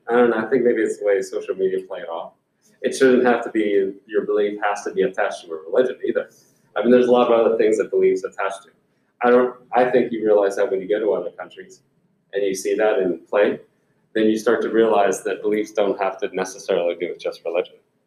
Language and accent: English; United States